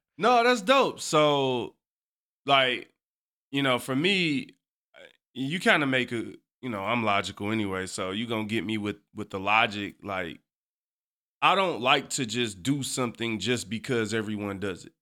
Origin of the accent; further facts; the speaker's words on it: Detroit, Michigan, United States; I, too, was born and raised on the East Side